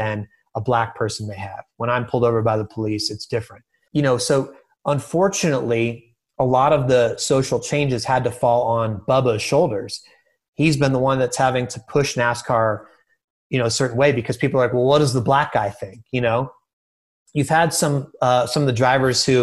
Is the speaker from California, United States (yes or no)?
yes; California, United States; moved away; also born or lived in Delaware; I grew up in California